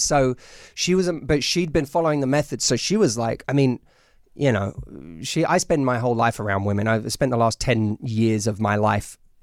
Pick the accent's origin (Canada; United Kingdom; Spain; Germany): United Kingdom; London; moved away as an adult; now in United States; I'm from London